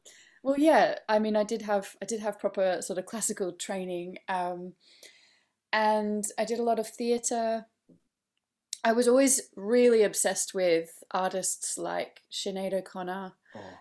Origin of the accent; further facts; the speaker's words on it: Australia; But anyway, so I grew up in Australia, and actually mainly studied classical music.